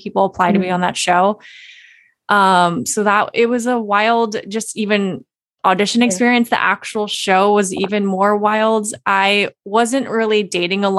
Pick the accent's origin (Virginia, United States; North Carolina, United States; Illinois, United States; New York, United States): Virginia, United States; Virginia Beach; moved away as an adult; now in Cincinnati, United States; I grew up in Virginia Beach, Virginia. I'm currently in Ohio. I'm in Cincinnati, Ohio.